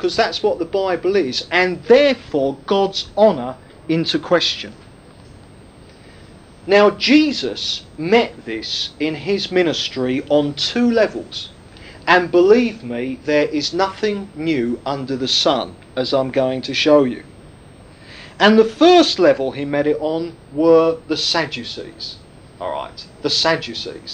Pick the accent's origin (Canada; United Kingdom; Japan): United Kingdom; being British